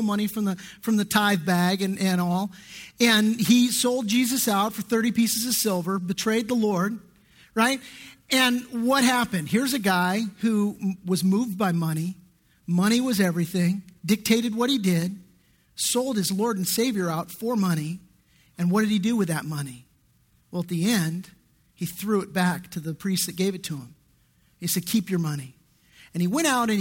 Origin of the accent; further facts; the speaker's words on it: Redondo Beach, California, United States; I grew up in Redondo Beach, which is just, you know, just middle class, upper middle class area